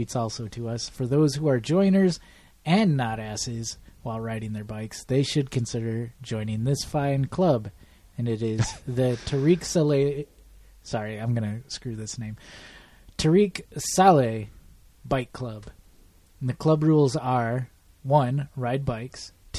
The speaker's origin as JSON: {"language": "English", "region": "Michigan", "country": "United States", "said": "Southeast Michigan."}